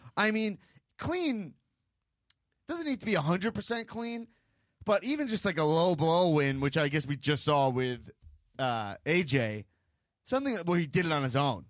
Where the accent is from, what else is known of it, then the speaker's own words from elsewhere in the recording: New York, United States; growing up in New York 'cause New York is too classy